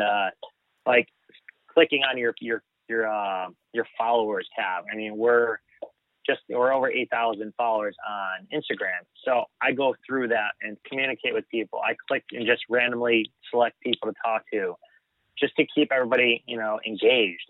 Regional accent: United States; being American

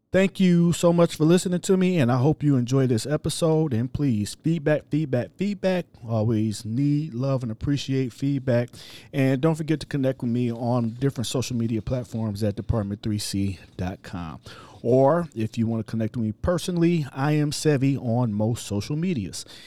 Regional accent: Cleveland, Ohio, United States; moved away; I'm originally from Cleveland, and I work for the city of East Cleveland

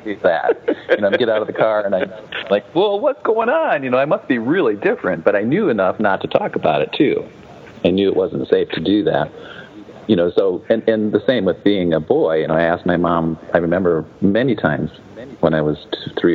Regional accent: South Dakota, United States; I grew up in South Dakota, just up the road from you

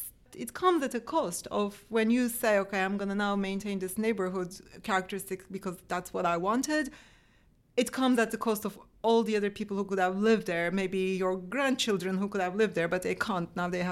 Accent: Turkey; now in Washington, United States; I came from Turkey to fill them.

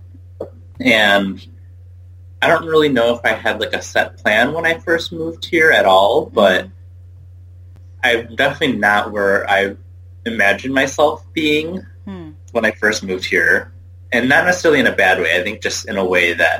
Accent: Southeast Michigan, United States; I grew up in Southeast Michigan

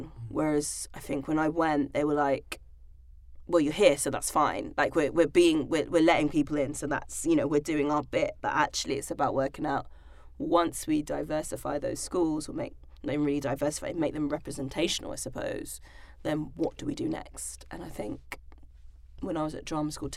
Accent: London, United Kingdom; I grew up in Hackney, East London, very diverse

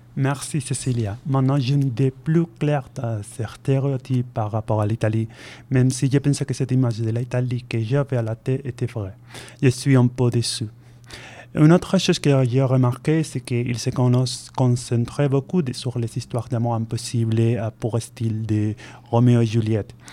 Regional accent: Spain; French is a second language; moved away as an adult; now in Bordeaux, France; je viens de l'Espagne

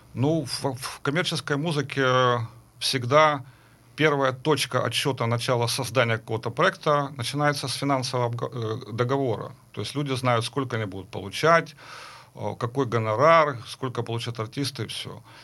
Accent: Kharkiv, Kharkiv Oblast, Ukraine; Я учился в Харькове, я закончил Харьковскую консерваторию, я вообще сам харьковчанин

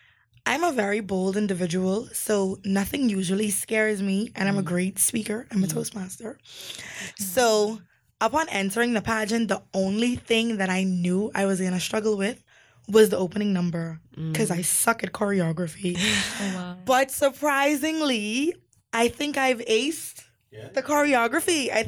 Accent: Auckland, New Zealand; That question made me so depressed because I'm from Auckland, and so all of my family is in Auckland.

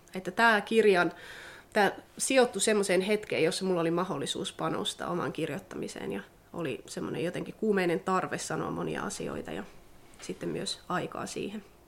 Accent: Sodankylä, Lapland, Finland; moved away as an adult; now in Tampere, Finland; olen syntynyt Sodankylässä ja sukulaiset asuu täällä ja perhe asuu Sodankylässä, lapsuuden perhe. Miellän kyllä itseni vieläkin sodankyläläiseksi

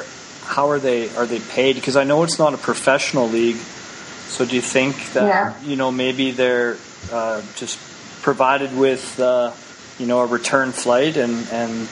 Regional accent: Canada; I'm Canadian

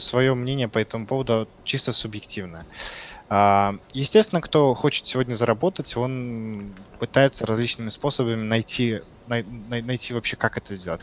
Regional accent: Belarus; moved away as an adult; now in Yekaterinburg, Russia; Я вообще сам из Беларуси. И в июне 2017 э, года я приехал в Екатеринбург

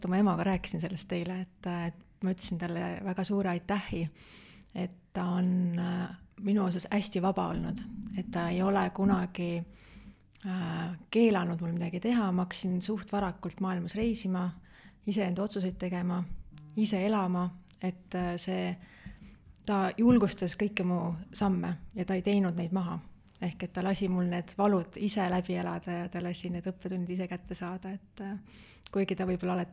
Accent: Valma, Viljandi County, Estonia; jaa, ma olen hästi väikesest külast, kus on vähem kui sada inimest ja minu lapsepõlv mood-, möödus väga-väga turvalises keskkonnas.

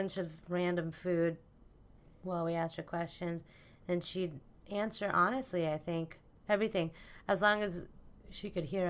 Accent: Philippines; now in United States; So we're doing something about us being Filipino.

